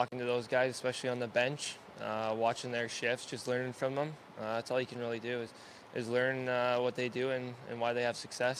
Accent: Calgary, Alberta, Canada; my parents will make the trip up and get to watch because we're from Calgary, obviously.

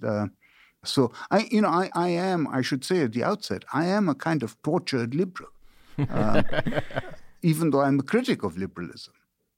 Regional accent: India; also born or lived in China / United Kingdom; now in United States; You know, so I grew up in India and China and Britain. I studied in these places. You know, I went to Catholic school in China and then to a boarding school in India. And then I went to a boarding school in Britain.

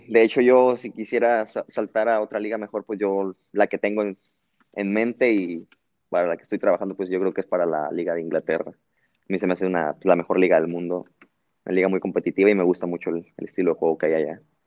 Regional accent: Guadalajara, Jalisco, Mexico; moved away as an adult; now in Belgium; soy de Guadalajara

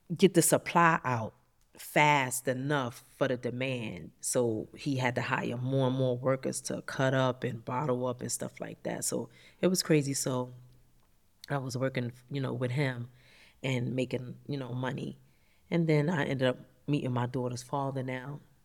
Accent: New York City, New York, United States; I grew up in Harlem

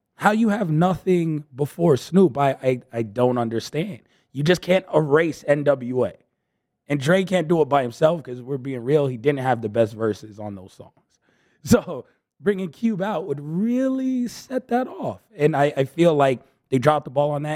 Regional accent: New York City, New York, United States; I'm from the Bronx

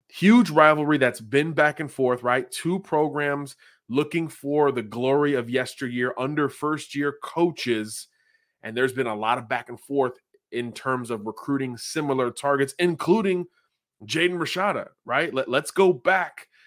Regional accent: the Sunshine State, Florida, United States; I'm from the Sunshine State

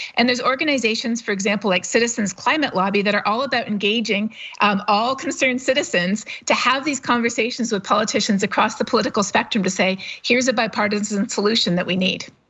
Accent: Canada; I'm not a U S citizen, to be totally honest. I'm Canadian

